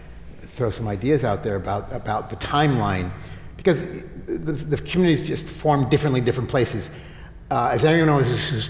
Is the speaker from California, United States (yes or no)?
yes; Los Angeles, California, United States; also born or lived in Houston; I was born and raised in Los Angeles, and I spent time here in Houston.